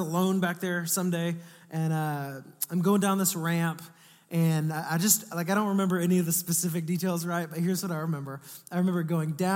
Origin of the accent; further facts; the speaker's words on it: Atascocita, Texas, United States; I grew up in Northeast Houston